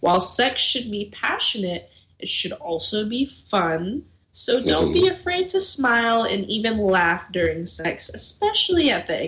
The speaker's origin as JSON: {"language": "English", "region": "Texas", "country": "United States", "said": "I mean, I'm from Texas too, so."}